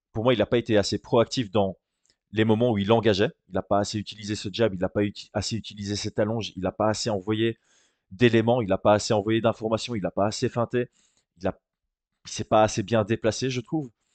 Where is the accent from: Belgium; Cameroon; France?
Belgium; en tant que Belge.